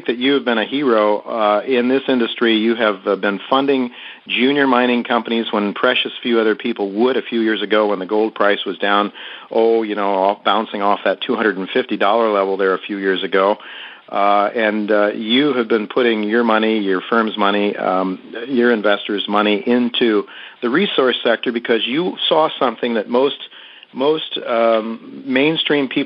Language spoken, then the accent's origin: English; United States; As an American